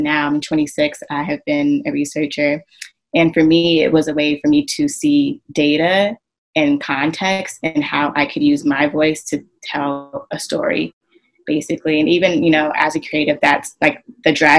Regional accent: Southern California, United States; moved away as an adult; now in New York, United States; I am originally from Southern California. I moved to New York about almost 8 years ago now.

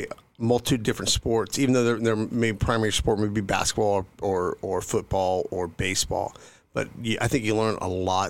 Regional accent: California, United States; I grew up in Northern California. I was Air Force brat. Dad flew in the Air Force. He was he retired out of McClellan Air Force Base.

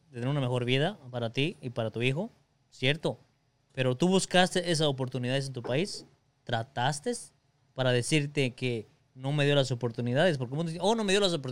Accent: Mexico; Soy orgulloso de que yo soy mexicano, la verdad que sí, soy mexicano de mi idioma también.

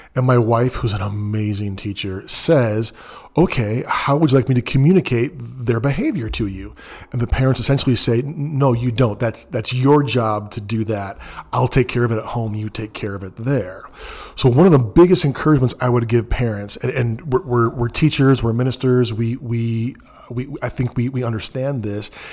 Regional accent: Southern California, United States; moved away as an adult; now in Texas, United States; I'm from mostly Southern California

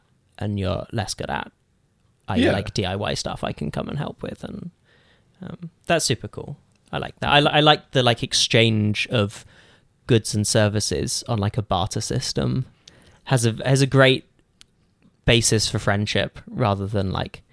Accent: Cambridge, East of England, United Kingdom; moved away as an adult; now in Burnaby, Canada; I moved from Cambridge where I'd lived my entire life.

